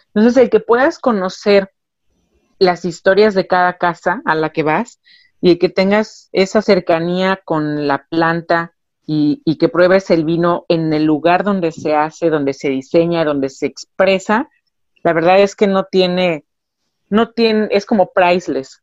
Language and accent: Spanish; Ensenada, Baja California, Mexico; also born or lived in Puebla; originalmente yo soy nacida en Puebla, pero soy crecida, criada y educada aquí en, o maleducada baja